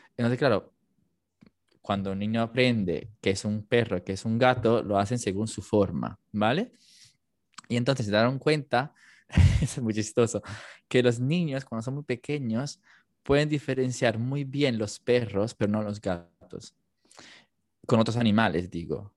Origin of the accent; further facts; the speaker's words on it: Campania, Italy; accent: Neapolitan; first language Italian; Spanish is a second language; moved away as an adult; now in Madrid, Spain; yo nací en Italia, ¿vale? O sea, mi idioma nativo es el italiano y estudié hasta los 18 años en italiano